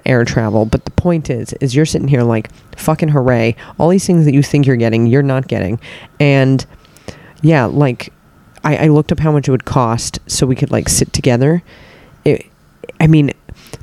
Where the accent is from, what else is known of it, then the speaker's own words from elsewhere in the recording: United States; I'm American